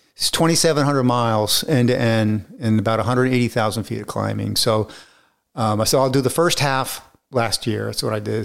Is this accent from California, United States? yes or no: no; Florida, United States; moved away; I grew up in Florida, so I'm, I'm used to the heat